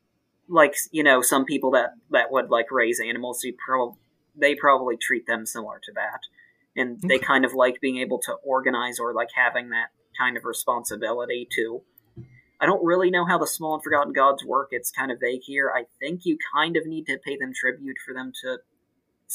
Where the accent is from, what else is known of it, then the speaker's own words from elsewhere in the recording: Maryland, United States; I'm from Maryland